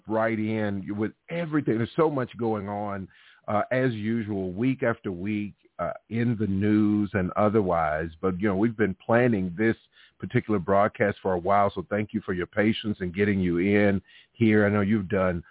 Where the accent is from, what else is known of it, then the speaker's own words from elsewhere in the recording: Alabama, United States; moved away; also born or lived in Connecticut; where I grew up in Alabama